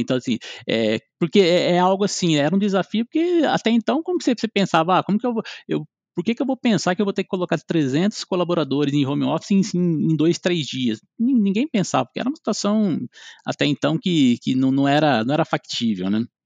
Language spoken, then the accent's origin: Portuguese; interior of São Paulo, Brazil; sou do interior de São Paulo, moro em Lençóis Paulista, é, é, bem próximo a Bauru.